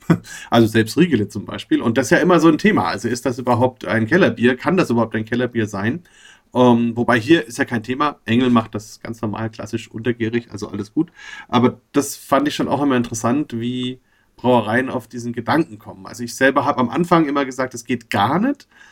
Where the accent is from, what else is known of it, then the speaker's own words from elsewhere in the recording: Bamberg, Bavaria, Germany; ich war halt in Bamberg groß geworden, bin aus Bamberg